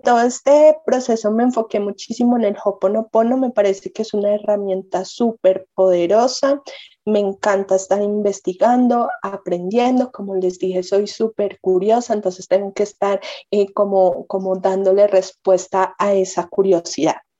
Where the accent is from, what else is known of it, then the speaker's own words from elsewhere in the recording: Manizales, Caldas, Colombia; nosotras eh, somos de Manizales, eh, Caldas, Colombia